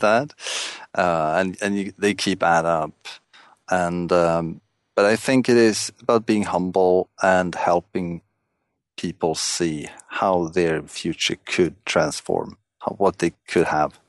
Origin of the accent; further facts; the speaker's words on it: Stockholm, Stockholm County, Sweden; I'm, uh, from Stockholm, Sweden